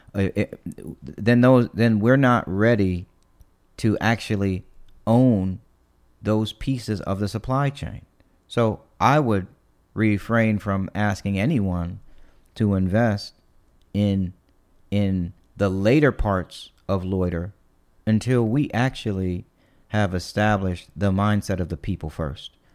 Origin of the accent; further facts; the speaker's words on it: East Cleveland, Ohio, United States; moved away; I grew up in East Cleveland